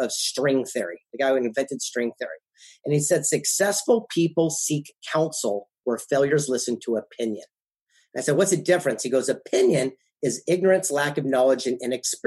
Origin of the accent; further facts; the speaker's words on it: San Diego, California, United States; also born or lived in Del Mar, California / Carlsbad, California; The mean streets of San Diego, California, West Coast, down in Del Mar